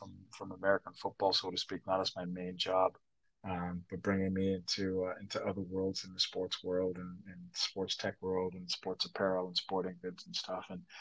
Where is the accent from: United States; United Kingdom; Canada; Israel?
Canada; Toronto, Ontario; accent: Jamaican patois; moved away; grew up in Canada, grew up in Toronto